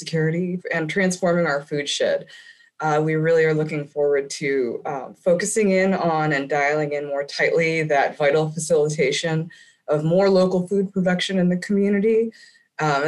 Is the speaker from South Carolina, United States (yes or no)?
no; Erie, Pennsylvania, United States; now in Kents Store, Virginia, United States; I grew up in Erie, Pennsylvania on the lake there